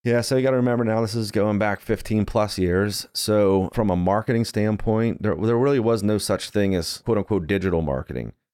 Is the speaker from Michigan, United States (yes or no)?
no; Johnstown, Pennsylvania, United States; I grew up in Johnstown, Pennsylvania